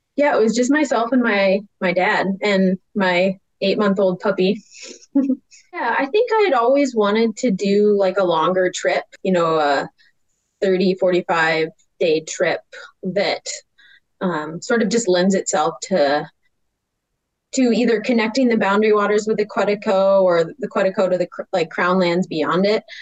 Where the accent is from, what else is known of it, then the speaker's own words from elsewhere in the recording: Grand Marais, Minnesota, United States; now in Missoula, United States; I'm currently living in Missoula, Montana, but I grew up in Grand Marais, Minnesota